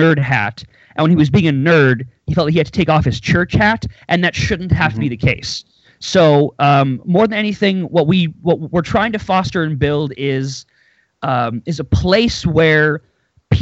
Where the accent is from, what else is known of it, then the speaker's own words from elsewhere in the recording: near Winnipeg, Manitoba, Canada; I'm Canadian. I live now in a city called Winnipeg. I was born near it.